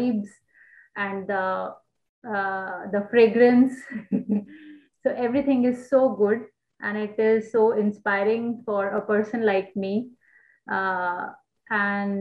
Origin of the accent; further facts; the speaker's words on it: New Delhi, Delhi, India; moved away as an adult; now in Osaka, Japan; We are from New Delhi